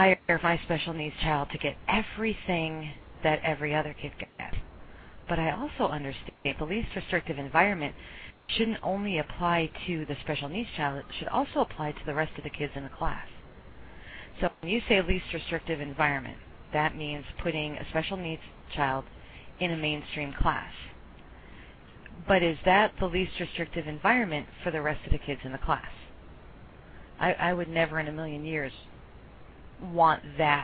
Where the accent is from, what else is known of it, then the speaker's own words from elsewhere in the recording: Connecticut, United States; there was a special school in the town that I grew up in Connecticut